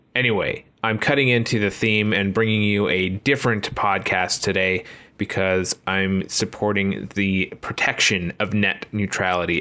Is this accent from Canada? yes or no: yes; Canada; As a Canadian